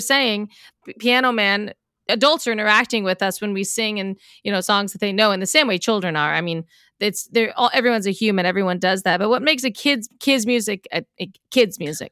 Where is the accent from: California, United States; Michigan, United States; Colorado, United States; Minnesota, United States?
Colorado, United States; We're both from Colorado